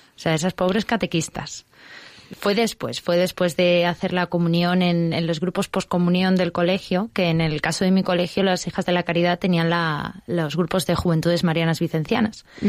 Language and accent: Spanish; Madrid, Community of Madrid, Spain; yo soy de Madrid, he nacido en Madrid, mi familia es de Madrid, vamos, muy gatos todos